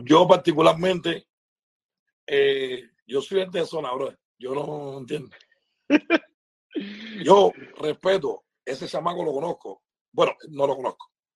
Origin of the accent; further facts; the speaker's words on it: Cuba; moved away; nosotros los artistas cubanos